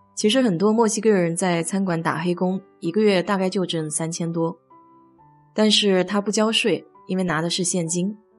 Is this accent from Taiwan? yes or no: no; China; now in Houston, United States; 我们中国人